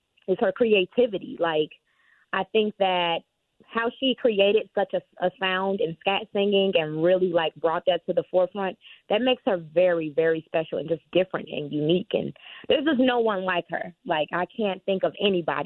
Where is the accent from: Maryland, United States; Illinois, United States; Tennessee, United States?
Illinois, United States; Chicago; moved away as an adult; now in Los Angeles, United States; I grew up in Chicago, in the south suburbs of Chicago